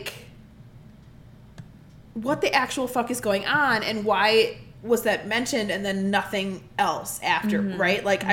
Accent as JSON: {"language": "English", "region": "Midwest", "country": "United States", "said": "I'm from the Midwest"}